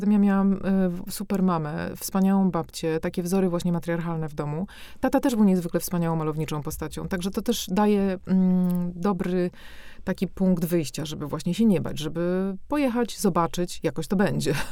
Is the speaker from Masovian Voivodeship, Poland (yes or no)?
yes; Warsaw, Masovian Voivodeship, Poland; moved away as an adult; now in Brussels, Belgium; urodziłam się na Ochocie warszawskiej, a wychowałam się od 5 25 roku życia już właśnie w tych blokach